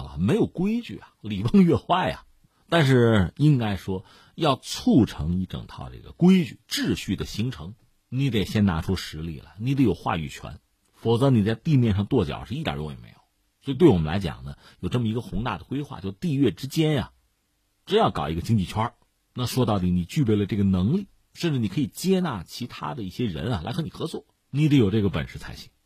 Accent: China; 我们中国人

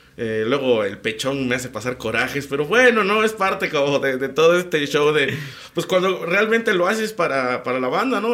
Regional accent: Tlacolula de Matamoros, Oaxaca, Mexico; los de mi pueblo

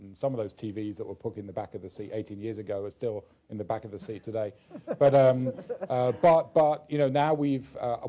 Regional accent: London, United Kingdom; I grew up in London

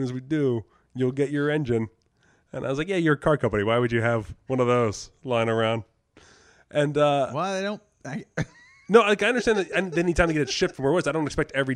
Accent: Jersey Shore, New Jersey, United States; moved away as an adult; also born or lived in U.S. Virgin Islands; I grew up in the Jersey Shore

